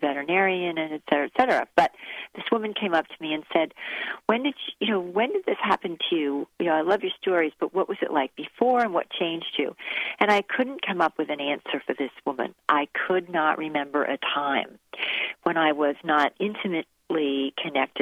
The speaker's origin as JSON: {"language": "English", "region": "New Jersey", "country": "United States", "said": "I'm a Jersey girl"}